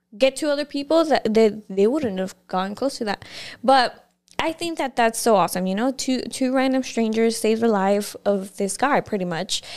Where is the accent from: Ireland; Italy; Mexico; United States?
Mexico; moved away; growing up in Mexico